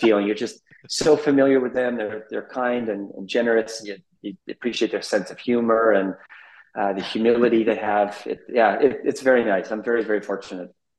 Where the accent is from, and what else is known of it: Abbotsford, British Columbia, Canada; born or raised there; moved away as an adult; also born or lived in Amsterdam / Middle East